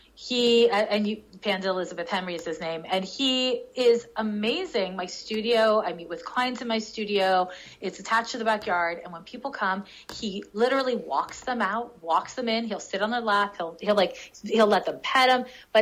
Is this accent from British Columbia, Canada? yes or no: no; Montreal, Quebec, Canada; moved away; in Montreal. This is my hometown. Montreal's my hometown.